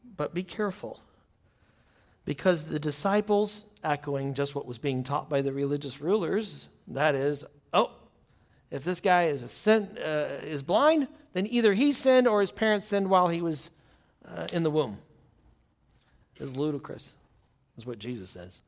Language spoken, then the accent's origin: English; United States; As American Christian